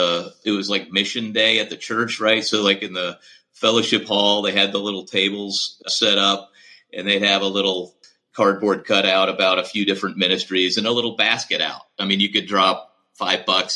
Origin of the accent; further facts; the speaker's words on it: St. Louis, Missouri, United States; I grew up mostly in St. Louis